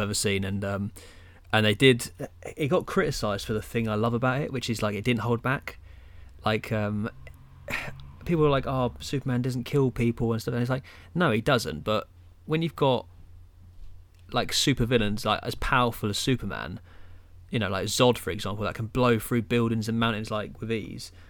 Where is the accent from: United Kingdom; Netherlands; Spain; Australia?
United Kingdom; England; being a Englishman.